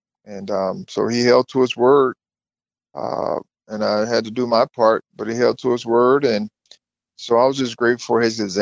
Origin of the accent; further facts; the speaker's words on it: Thomasville, Georgia, United States; I grew up in Thomasville, which is about 45 minutes from Tallahassee